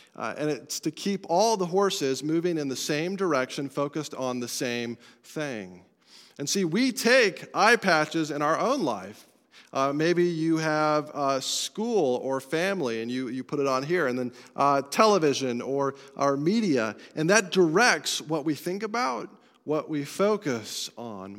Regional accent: Colorado, United States; I'm from Colorado

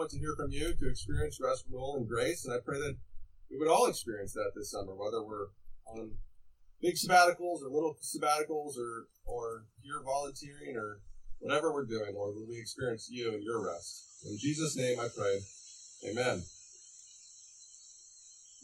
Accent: Estes Park, Colorado, United States; moved away; I grew up in Estes Park

